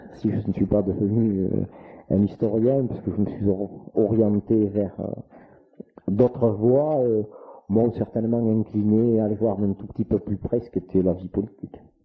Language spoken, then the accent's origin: French; France; also born or lived in Saint-Gobain; je suis allé donc à l'école primaire à Sartre, ce qui est mon village natal, dont je suis actuellement maire donc toujours très attaché, même si je n'habite pas ce village